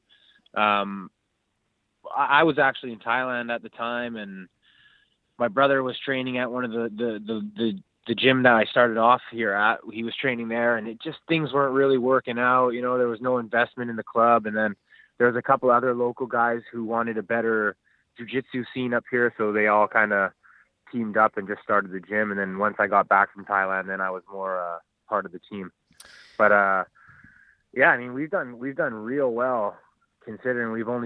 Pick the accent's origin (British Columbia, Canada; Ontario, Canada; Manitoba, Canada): British Columbia, Canada; Vancouver; now in Squamish, Canada; I was born and raised in South Vancouver. I went to John Oliver High School